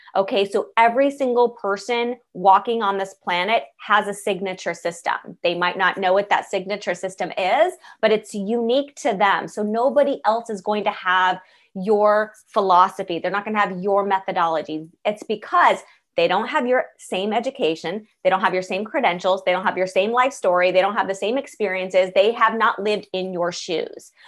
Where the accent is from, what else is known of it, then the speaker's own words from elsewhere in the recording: Los Angeles, California, United States; I was born in Los Angeles